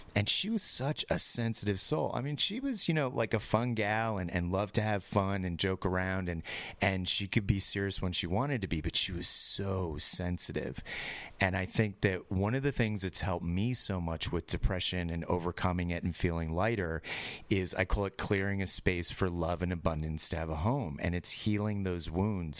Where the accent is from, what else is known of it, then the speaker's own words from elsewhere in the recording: New York, United States; I'm from California, not New York